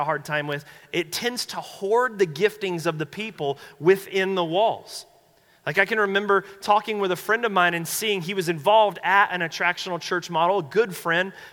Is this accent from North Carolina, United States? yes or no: yes; North Carolina, United States; moved away; I'm from North Carolina